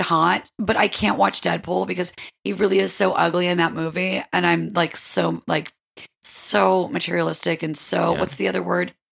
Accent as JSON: {"language": "English", "region": "upstate New York", "country": "United States", "moved": "yes", "said": "I'm from upstate New York"}